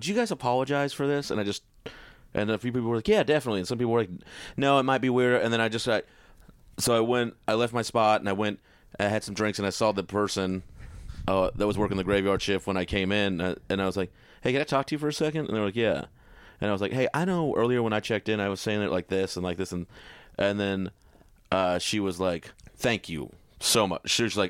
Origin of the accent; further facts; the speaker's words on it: Fort Worth, Texas, United States; now in Portland, United States; I'm from Texas originally.